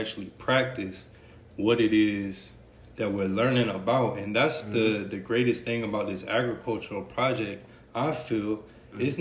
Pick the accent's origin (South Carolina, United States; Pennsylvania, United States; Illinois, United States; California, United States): South Carolina, United States; Ridgeway; Winnsboro is a couple minutes from where I grew up at in Ridgeway.